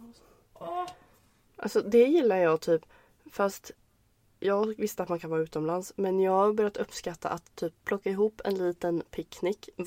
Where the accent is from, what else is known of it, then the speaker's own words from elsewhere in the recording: Västra Götaland, Sweden; vi åkte, vi åkte eh, bil ut till Läckö slott vid min hemstad.